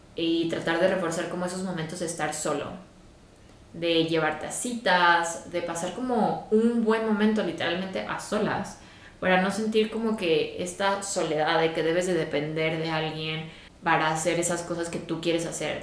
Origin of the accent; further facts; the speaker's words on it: Guadalajara, Jalisco, Mexico; moved away as an adult; also born or lived in England; mi familia ya no vive en Guadalajara, que es de donde yo soy